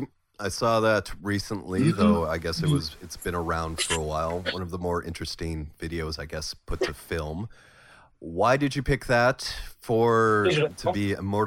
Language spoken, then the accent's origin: English; Tucson, Arizona, United States; I was born in Tucson.